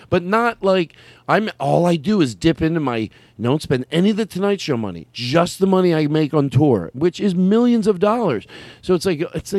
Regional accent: Arizona, United States; I grew up in Arizona.

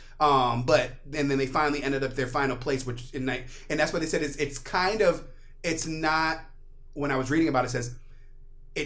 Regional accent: United States; moved away; also born or lived in New York; I was raised right outside of D.C.

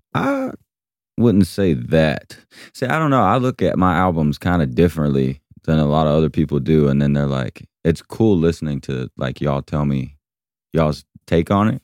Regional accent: Georgia, United States; my hometown

